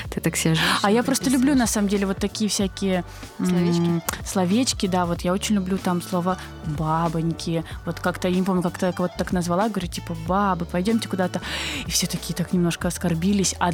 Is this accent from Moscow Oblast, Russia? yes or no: no; Krasnodar, Krasnodar Krai, Russia; moved away as an adult; also born or lived in Almaty, Kazakhstan; now in Saint Petersburg, Russia; родилась и выросла в Краснодаре. А, я, скажем так, я родилась э, вообще в Казахстане, а, а да выросла ладно. в Краснодаре